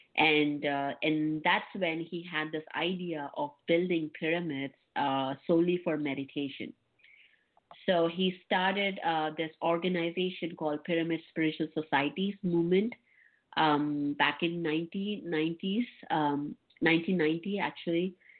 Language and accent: English; India; I was born in India, um, and uh, I was born in a very humble family